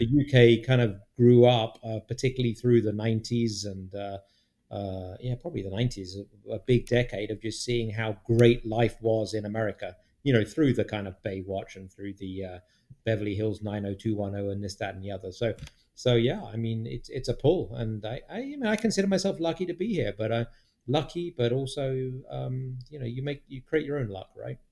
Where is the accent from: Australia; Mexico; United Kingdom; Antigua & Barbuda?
United Kingdom; moved away as an adult; now in United States; British people like gravy, right? We like gravy.